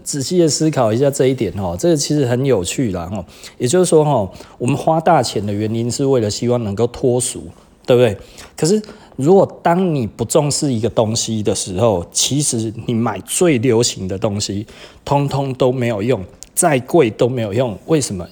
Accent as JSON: {"language": "Chinese", "country": "Taiwan", "said": "我们台湾人"}